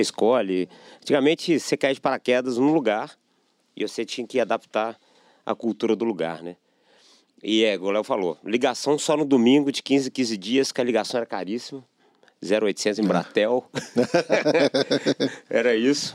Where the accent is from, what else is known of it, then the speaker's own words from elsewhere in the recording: Belo Horizonte, Minas Gerais, Brazil; nasci em Belo Horizonte mesmo. E morei a vida inteira no. A vida inteira, grande parte da minha vida no Lourdes